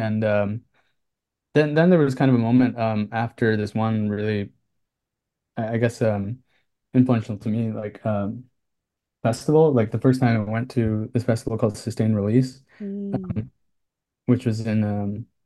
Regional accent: New Jersey, United States; moved away as an adult; also born or lived in Philadelphia / Brooklyn; now in New York City, United States; I grew up in New Jersey

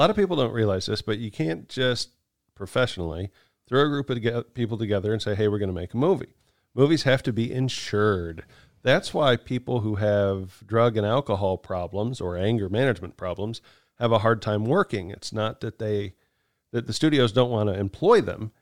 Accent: United States; we're Americans

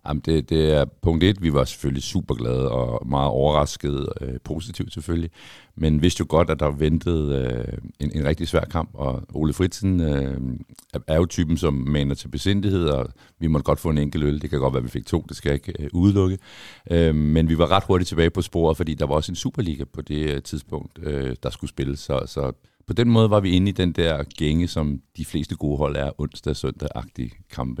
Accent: Copenhagen, Capital Region of Denmark, Denmark; har jeg født og opvokset i København

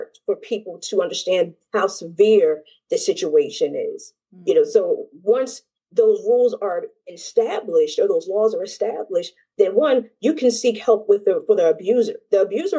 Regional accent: United States; I am a U.S. citizen

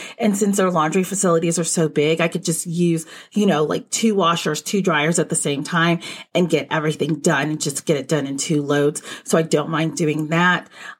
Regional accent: Texas, United States; since I'm from Texas originally, I didn't know what a parka was until I moved up north.

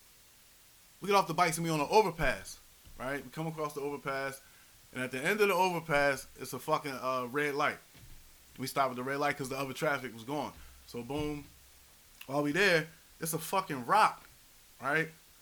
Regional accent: Philadelphia, Pennsylvania, United States; I'm from Philly, uptown, right by the Shelton-Montgomery border.

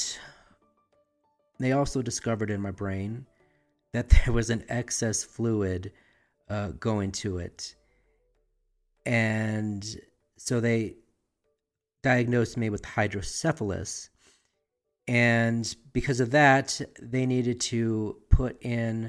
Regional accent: Albuquerque, New Mexico, United States; born or raised there

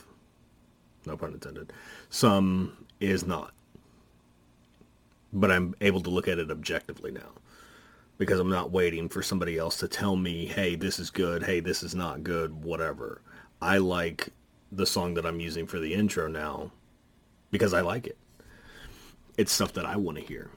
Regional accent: Dallas, Texas, United States; I grew up in the metalhead community here in Dallas.

